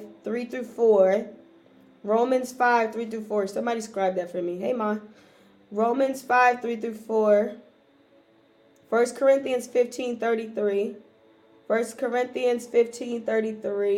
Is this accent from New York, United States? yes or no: no; Raleigh, North Carolina, United States; I'm from Raleigh